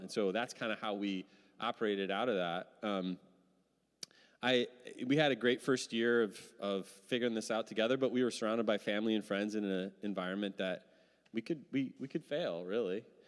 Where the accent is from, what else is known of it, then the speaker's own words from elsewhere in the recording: Midwest, United States; now in Seattle, United States; I'm from the Midwest